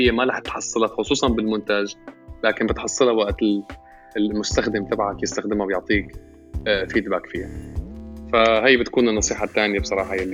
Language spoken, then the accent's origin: Arabic; Syria; now in Canada; انا انا انا انا سوري كندا